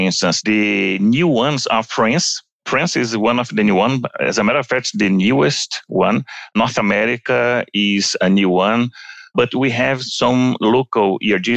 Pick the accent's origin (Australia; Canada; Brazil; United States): Brazil; If you come to Brazil, my hometown, talking from São Paulo